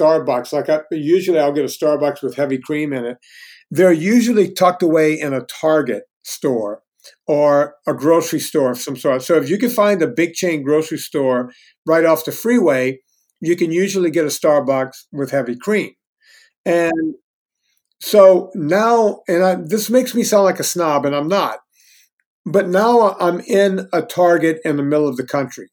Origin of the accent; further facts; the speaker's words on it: Louisiana, United States; moved away as an adult; also born or lived in Los Angeles, United States; now in Virginia, United States; I grew up in the Deep South